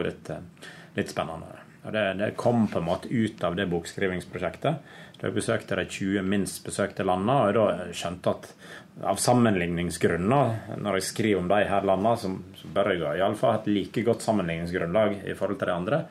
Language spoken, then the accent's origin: Norwegian; Naustdal, Vestland, Norway; now in Oslo, Norway; Jeg kommer fra Naustdal, en liten bygd på Vestlandet. Eh, der har jeg vokst opp med tre brødre og tre søstre.